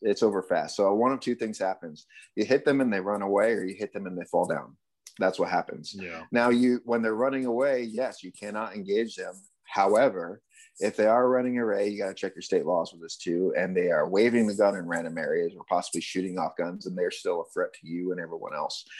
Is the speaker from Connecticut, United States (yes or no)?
yes; Connecticut, United States; moved away as an adult; also born or lived in California / Arizona; I grew up in Connecticut.